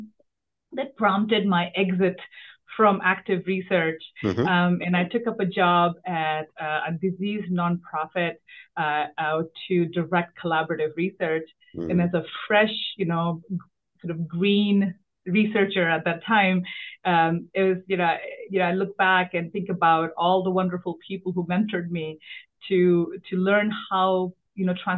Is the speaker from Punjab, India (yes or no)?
no; Delhi, India; moved away as an adult; now in Washington, D.C., United States; I grew up in Delhi